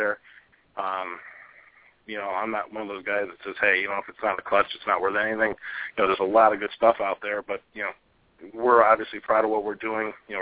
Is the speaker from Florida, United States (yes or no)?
no; Ohio, United States; I'm a guy from Ohio